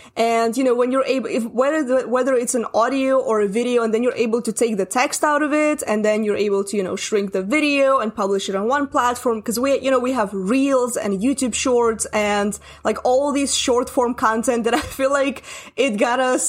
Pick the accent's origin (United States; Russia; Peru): Russia; English is a second language; I'm Russian. English is not my first language